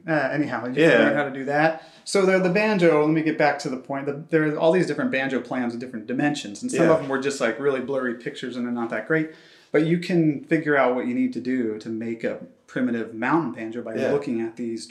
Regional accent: Ohio, United States; moved away as an adult; also born or lived in New York City; now in Portland, United States; I'm originally from Ohio and I moved out there for grad school

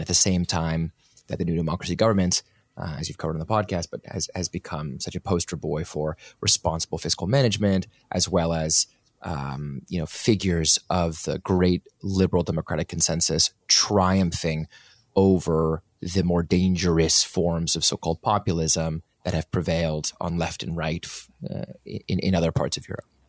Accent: United States; I'm from the United States

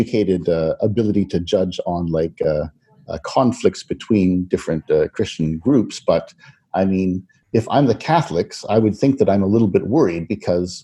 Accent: Canada; being Canadian

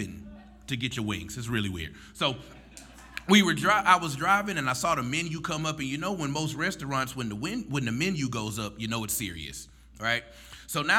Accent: Shreveport, Louisiana, United States; also born or lived in Baton Rouge; I'm a native West Shreveport, Pines Road. I grew up in Western Hills

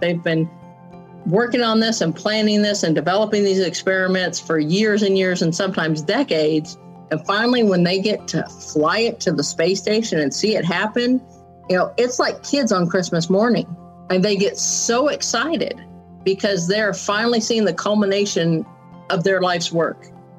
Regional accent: San Diego, California, United States; Growing up in San Diego is what, you know, helped shape me into the person that I am.

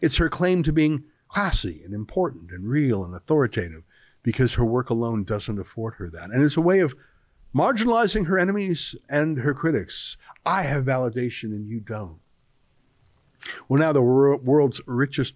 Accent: Alberta and BC, Canada; also born or lived in British Columbia; I grew up in Alberta and BC

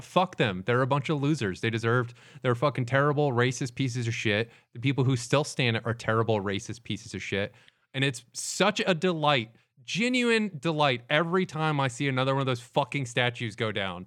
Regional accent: the South, United States; growing up in the South

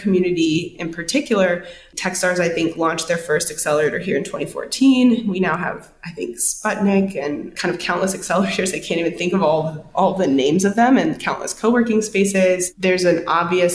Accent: Victoria, Texas, United States; now in Austin, United States; I'm originally from Victoria, Texas, which is about 2.5 hours southeast of Austin

